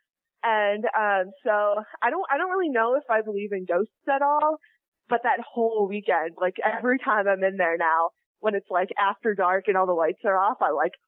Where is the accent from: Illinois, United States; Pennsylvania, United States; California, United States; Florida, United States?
Illinois, United States; near Chicago; now in Normal, United States; I actually live closer to Chicago, so that's where cool. I grew up.